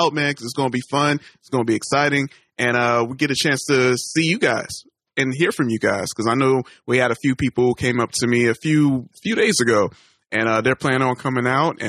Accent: United States; accent: American

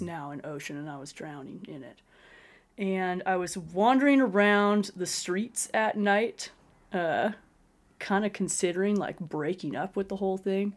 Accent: Spokane, Washington, United States; now in Colorado, United States; I grew up, uh, on a farm north of Spokane, Washington

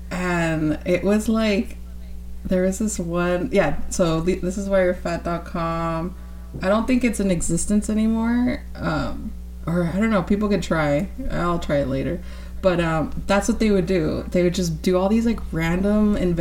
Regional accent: California, United States; I'm from California

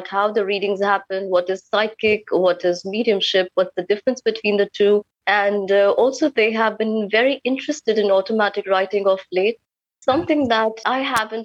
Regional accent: New Delhi, Delhi, India; moved away as an adult; now in Kolkata, India; I come from New Delhi, but because I'm married here in Calcutta

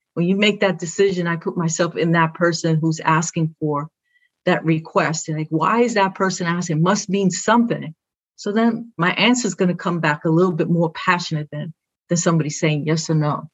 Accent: New York City, New York, United States; first language Spanish; English is a second language; I'm from Brooklyn

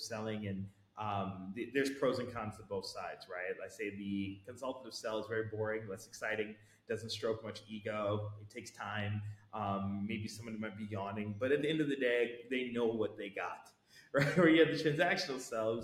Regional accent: United States; I'm American, and I'm probably one of the few Americans in the whole organization

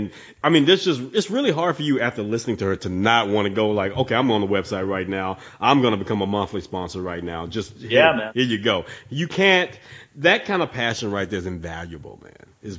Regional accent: the South, United States; I've been born and raised in the South.

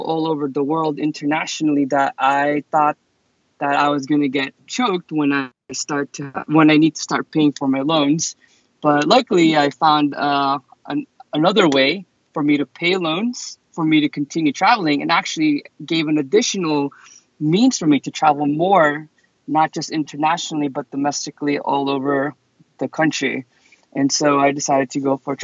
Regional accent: New York City, New York, United States; moved away as an adult; also born or lived in Boston; I moved to Boston because I'm originally from New York City

